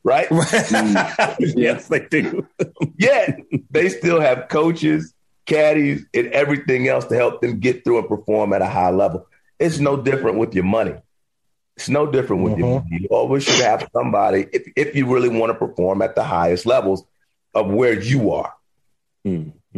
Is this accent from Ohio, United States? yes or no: no; Miami, Florida, United States; I'm from Liberty City, Miami, Florida